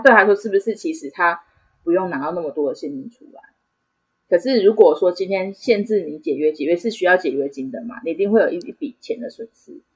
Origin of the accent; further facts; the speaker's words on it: Changhua County, Taiwan; moved away as an adult; now in Taichung, Taiwan; 我本身是彰化人，那，那时候只是就是单纯不想要讲话，所以我就选择了到台中